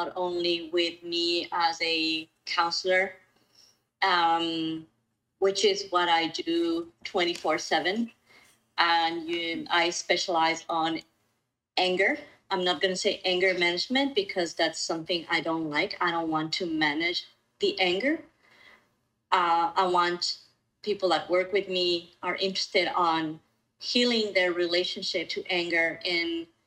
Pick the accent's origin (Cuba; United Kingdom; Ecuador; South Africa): Ecuador; moved away as an adult; also born or lived in Colombia / Mexico City, Mexico; now in Vancouver, Canada; I was born in Ecuador. And so you and I, Dani, we were neighbors. And I was in Ecuador until I was 26